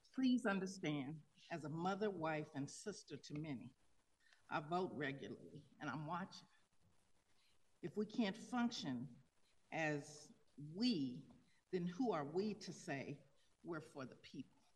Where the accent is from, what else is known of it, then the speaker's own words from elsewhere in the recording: Tulsa, Oklahoma, United States; moved away as an adult; now in Denver, United States; I'm from Tulsa, Oklahoma